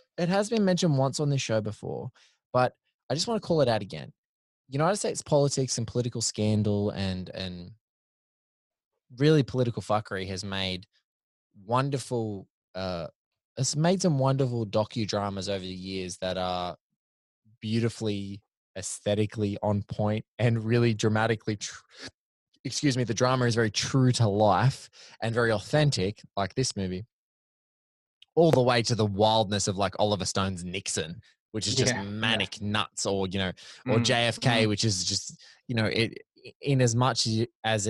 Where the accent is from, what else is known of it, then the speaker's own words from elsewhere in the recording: Australia; Doug and I, you know, we're both Aussies